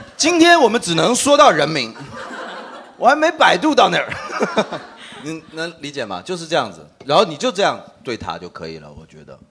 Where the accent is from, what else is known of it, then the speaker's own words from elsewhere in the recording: China; 我们中国人